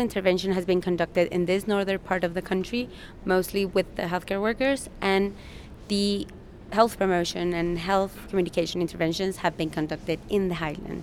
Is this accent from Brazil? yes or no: no; Guatemala; I am from Guatemala